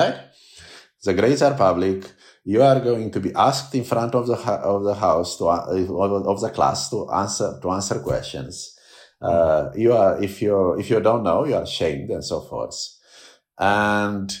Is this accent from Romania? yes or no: yes; Romania; moved away as an adult; now in United States; growing up in Romania